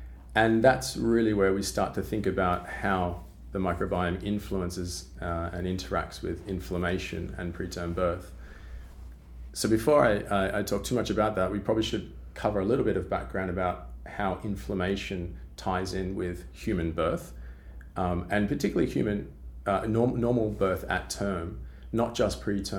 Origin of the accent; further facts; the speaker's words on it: Australia; As you can probably already tell from my accent, I'm originally from Australia.